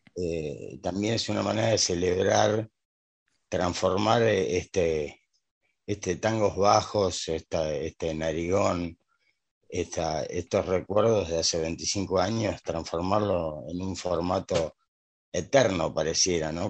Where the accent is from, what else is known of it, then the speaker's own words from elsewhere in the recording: Buenos Aires, Argentina; Yo soy porteño, nací en Buenos Aires